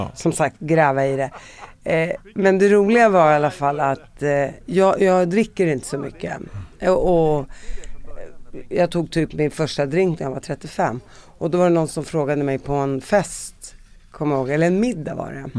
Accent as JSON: {"language": "Swedish", "country": "Sweden", "tie": "born or raised there", "said": "jag är palestinier uppvuxen i Sverige"}